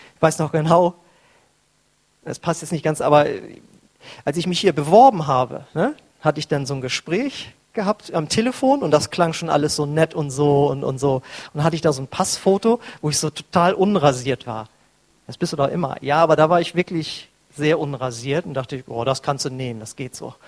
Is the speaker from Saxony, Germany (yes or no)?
no; North Frisia, Schleswig-Holstein, Germany; moved away; bei uns in Nordfriesland